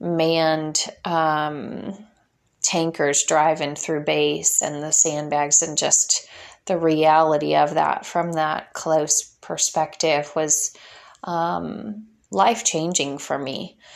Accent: Illinois, United States; moved away as an adult; I have been fighting for my family in my local area where I grew up in Illinois for many years. I moved away from there at 18 years old when my husband joined the Air Force, and we got stationed in Florida.

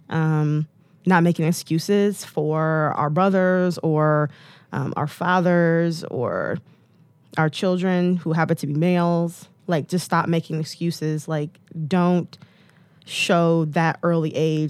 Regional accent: Detroit, Michigan, United States; I'm from Detroit

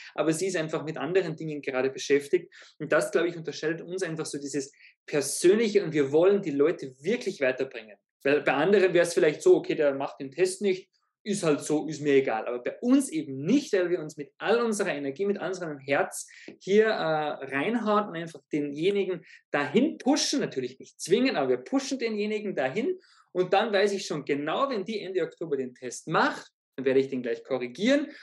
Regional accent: Zell am See, Salzburg, Austria; born or raised there

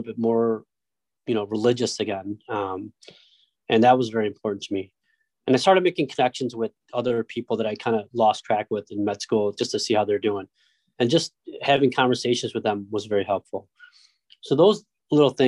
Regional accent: Detroit, Michigan, United States; moved away as an adult; also born or lived in Rochester, New York; We grew up in Detroit, lived in like a very small apartment

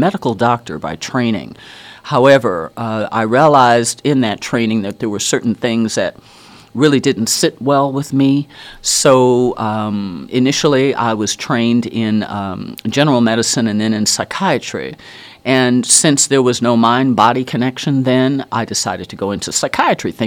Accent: Wisconsin, United States; also born or lived in Virginia; now in Hawaii, United States; I was born in Wisconsin

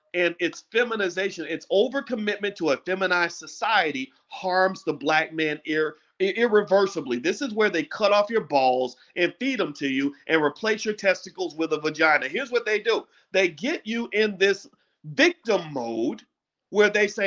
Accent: Louisville, Kentucky, United States; when I was a little boy growing up in Louisville

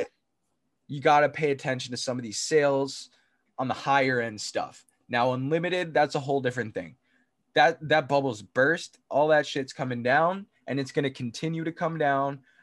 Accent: New Jersey, United States; we're from Jersey

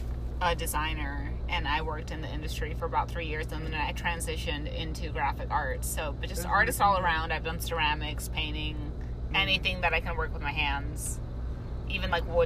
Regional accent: West Coast, United States; now in Los Angeles, United States; I am a West Coast girl.

